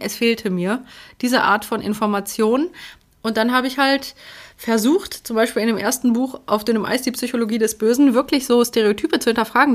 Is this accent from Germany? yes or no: no; Poland; moved away; ich bin ja aus Polen